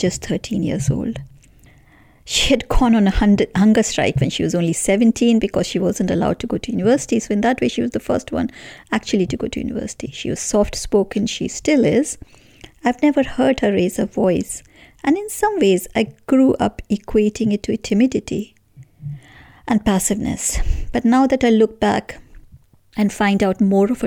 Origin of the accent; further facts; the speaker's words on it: India; moved away as an adult; now in United Kingdom; I grew up in India in a relatively homogeneous society